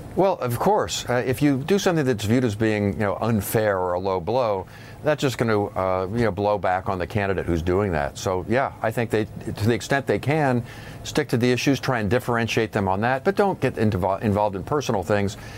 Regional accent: Indiana, United States; my home state

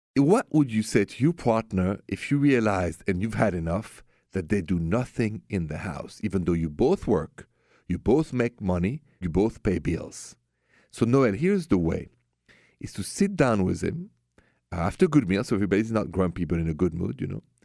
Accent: France; moved away; I'm from France

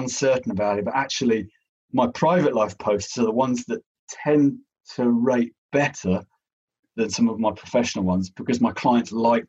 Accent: London, United Kingdom; I grew up, I was born and bred in Putney.

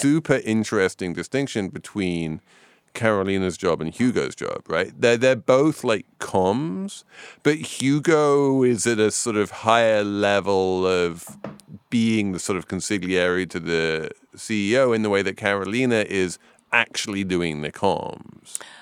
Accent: England, United Kingdom; I'm English.

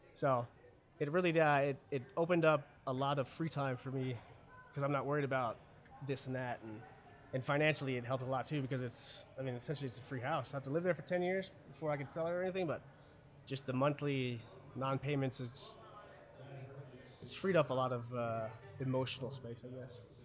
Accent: Germany; now in United States; I was born in Germany, 100%. Both my parents are German.

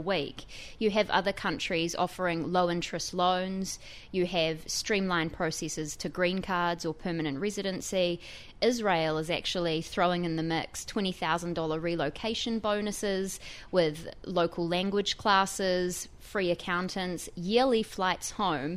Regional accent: New Zealand; now in New York, United States; as you can probably tell from my accent, I'm not from here. I'm a New Zealander.

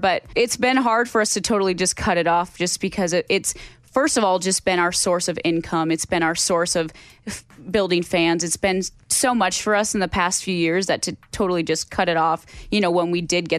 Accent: Hazen, North Dakota, United States; So we're from Hazen, North Dakota. So our town is basically coal, oil.

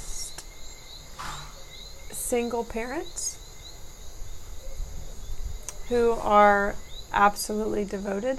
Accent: Gadsden, Alabama, United States; also born or lived in Starkville, Mississippi / Mobile, Alabama; now in Dominica; I was born in Starkville, Mississippi, and then spent a little bit of time in Mobile, Alabama. And then my mom and dad became house parents at a boys' orphanage in Gadsden, Alabama, mm-hmm. when I was 9.

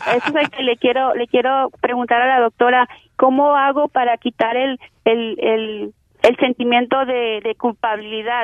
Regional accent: Mexico; yo soy de México

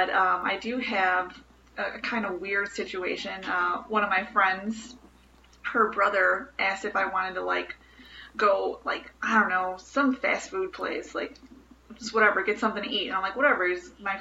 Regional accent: Chicago, Illinois, United States; I'm from Bridgeport in Chicago

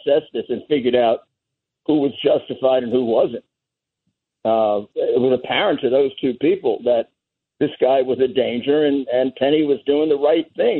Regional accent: New York City, New York, United States; when I was a kid, I grew up in Bedford-Stuyvesant, went to high school there

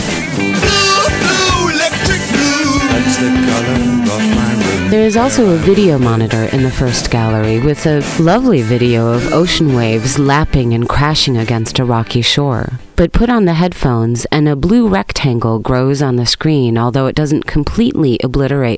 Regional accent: United States; moved away; also born or lived in Paris, France; I'm American

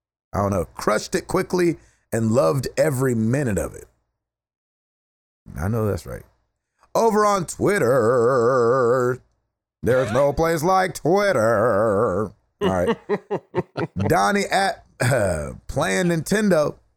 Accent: West Virginia, United States; I'm from West Virginia. It is set in West Virginia.

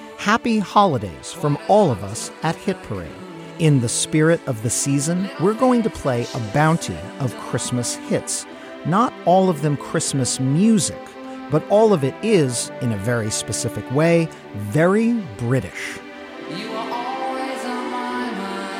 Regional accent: United States; as an American

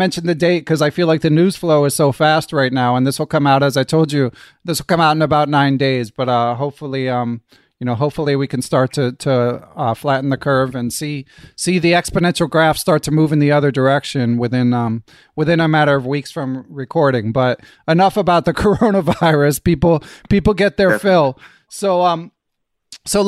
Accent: Philadelphia, Pennsylvania, United States; I grew up in Philadelphia

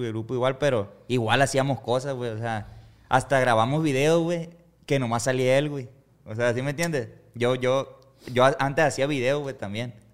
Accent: Costa Rica, Sinaloa, Mexico; somos de Costa Rica nosotros y ahí en el rancho, la neta, pues ahí nomás quiere, la mayoría nomás quieren chambear ahí, pues no se quieren salir del rancho.

